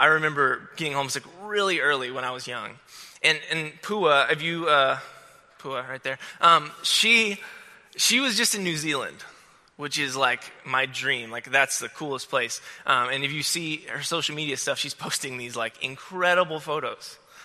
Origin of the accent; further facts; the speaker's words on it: Florida, United States; I'm from Florida